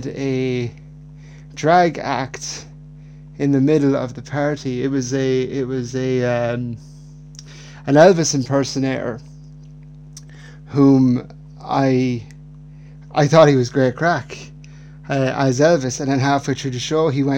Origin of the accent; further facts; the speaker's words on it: Ireland; growing up in Ireland in the 90s, I was born in 1992